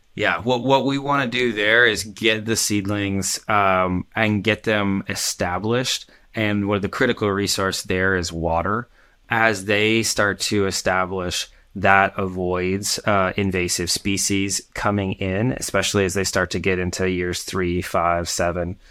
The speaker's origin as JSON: {"language": "English", "town": "Portland", "region": "Oregon", "country": "United States", "tie": "born or raised there", "said": "my hometown, Portland"}